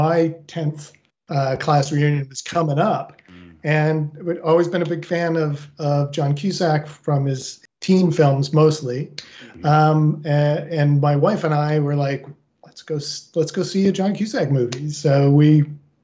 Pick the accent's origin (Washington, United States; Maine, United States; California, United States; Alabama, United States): Maine, United States; central; I'm born and raised in the center of Maine